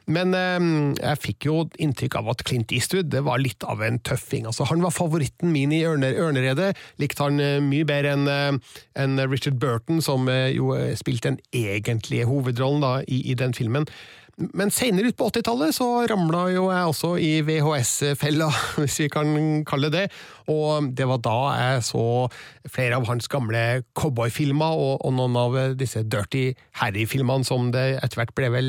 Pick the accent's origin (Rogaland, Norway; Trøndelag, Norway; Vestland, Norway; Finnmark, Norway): Trøndelag, Norway; Stjørdal; det var en bygdekino i Stjørdal, der jeg kommer fra, litt utafor sentrum.